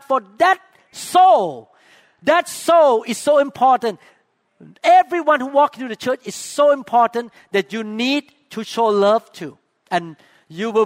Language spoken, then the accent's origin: English; Thailand; accent: Thai; English is a second language; now in Seattle, United States; my accent too